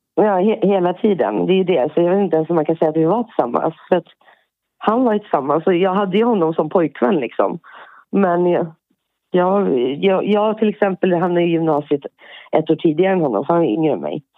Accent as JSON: {"language": "Swedish", "town": "Björklinge", "region": "Uppsala County", "country": "Sweden", "tie": "born or raised there", "moved": "as an adult", "lives_now": "Poland", "said": "Jag är född eh, norr om Uppsala, i Björklinge. Mm. Och sen ännu lite längre in, en liten by, Spångaringen"}